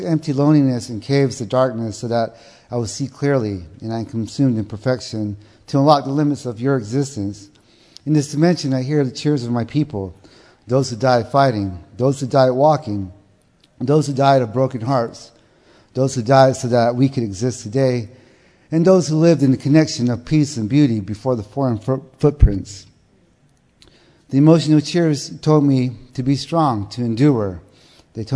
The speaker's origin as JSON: {"language": "English", "region": "southern Arizona", "country": "United States", "tie": "born or raised there", "said": "I come from South Arizona. I was raised there"}